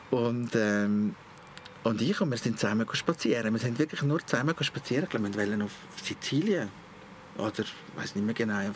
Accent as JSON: {"language": "German", "country": "Switzerland", "lives_now": "Abroad", "said": "Als Schweizer im Ausland ist das nicht ganz so einfach gewesen. Ich habe keine Aufenthaltsbewilligung, keine Arbeitsbewilligung."}